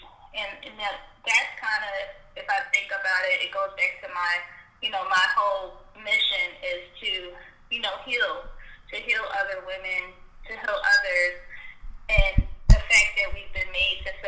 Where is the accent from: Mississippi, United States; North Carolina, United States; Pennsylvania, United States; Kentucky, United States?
Pennsylvania, United States; Philadelphia; I am from Philadelphia, Pennsylvania. I've been born and raised here. I haven't ever lived anywhere else.